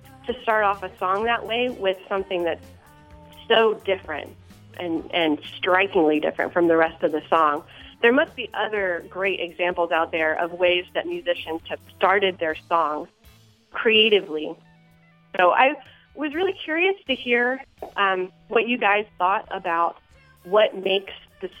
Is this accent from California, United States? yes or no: no; Glenarden, Maryland, United States; I'm from Glen Arden, Maryland.